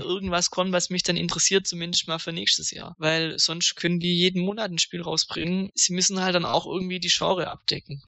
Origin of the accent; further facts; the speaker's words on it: Swabia, Germany; Ich bin ja auch Schwabe